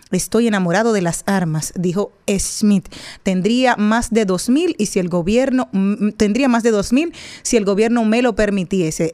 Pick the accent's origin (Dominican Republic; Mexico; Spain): Dominican Republic; nosotros los dominicanos